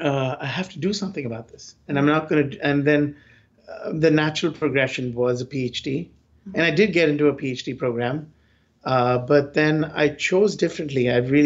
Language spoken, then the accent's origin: English; India; Because I came from India, so I was like, fine, I didn't have to ask for stay.